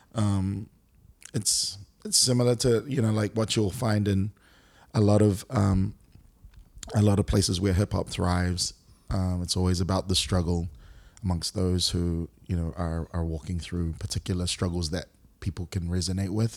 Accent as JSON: {"language": "English", "region": "Auckland", "country": "New Zealand", "tie": "born or raised there", "also_born_or_lived": "Singapore", "moved": "as an adult", "lives_now": "Brisbane, Australia", "said": "born and raised in Auckland, New Zealand"}